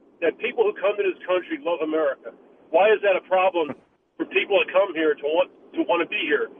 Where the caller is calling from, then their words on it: Tarpon Springs, Florida, United States; I'm calling from Tarpon Springs.